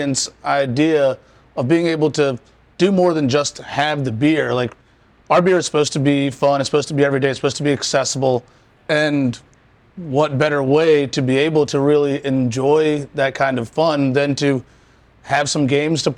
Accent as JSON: {"language": "English", "town": "Richmond", "region": "Virginia", "country": "United States", "tie": "born or raised there", "said": "I'm from Richmond. I'm raised here, moved away"}